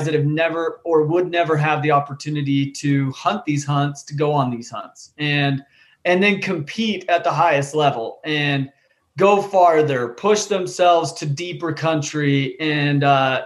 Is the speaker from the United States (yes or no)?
yes; Utah, United States; I grew up hunting. I'm from Utah out here west